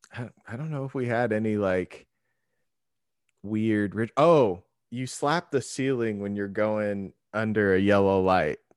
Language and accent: English; Tacoma, Washington, United States; I'm from Washington